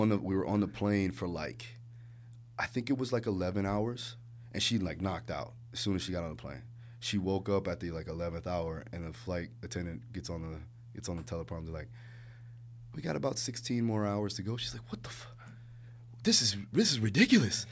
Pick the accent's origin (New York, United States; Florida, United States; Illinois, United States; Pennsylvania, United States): Florida, United States; Hollywood; also born or lived in Maui, Hawaii / Broward County, Florida / Alabama; we moved to Hollywood Beach, Florida, not Hollywood, California, Hollywood Beach, Florida. And, uh, rough times when I was a kid